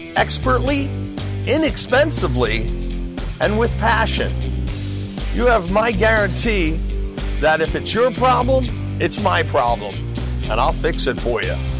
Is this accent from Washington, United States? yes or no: no; New York, United States; moved away; I grew up in New York.